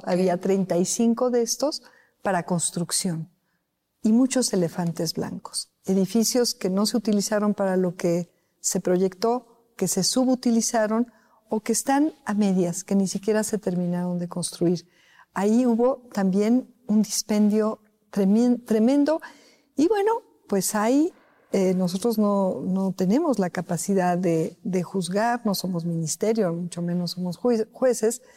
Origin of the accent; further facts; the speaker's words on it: Mexico; servir a mi país, servir a mi pueblo